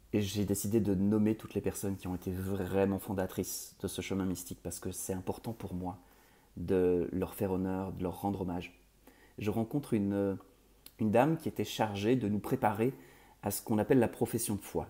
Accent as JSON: {"language": "French", "country": "Belgium", "said": "je suis belge d'origine"}